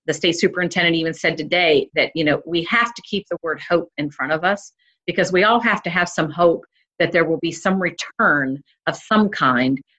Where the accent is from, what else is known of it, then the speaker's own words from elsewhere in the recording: Fairmont, West Virginia, United States; also born or lived in Cumberland, Maryland / Ridgeley, West Virginia; we moved to Fairmont from Ridgely, West Virginia, when my father was accepted as the assistant registrar at Fairmont State